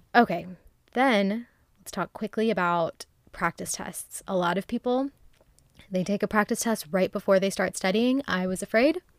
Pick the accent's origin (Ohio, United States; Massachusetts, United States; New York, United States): Ohio, United States; now in Texas, United States; I went home to Ohio